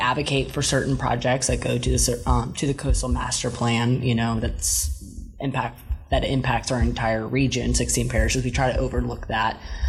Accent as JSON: {"language": "English", "town": "New Orleans", "region": "Louisiana", "country": "United States", "tie": "born or raised there", "said": "I'm born and raised in New Orleans."}